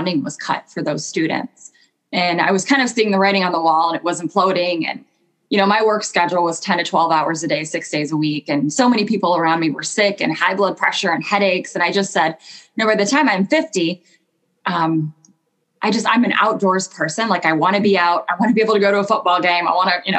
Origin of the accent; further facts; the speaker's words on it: Michigan, United States; I grew up in Michigan